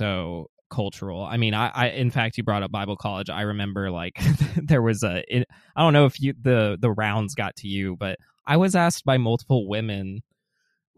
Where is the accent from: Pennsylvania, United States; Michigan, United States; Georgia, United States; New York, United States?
Georgia, United States; Atlanta; I'm from Atlanta, I'm from the South. It gets insanely hot down here.